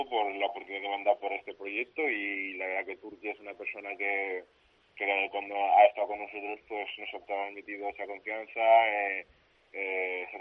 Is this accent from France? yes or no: no; Granollers, Catalonia, Spain; soy nacido en, en Cataluña, en Granollers, pero mis padres son de, general pero bueno, yo soy musulmán, he criado con mi familia que me han dado esa cultura musulmana y la verdad que sí, soy nacido aquí, pero me siento senegalés.